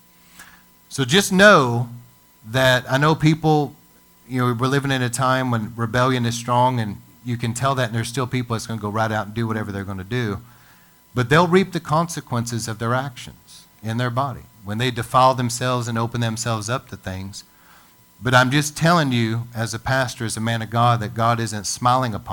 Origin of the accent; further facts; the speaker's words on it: United States; as an American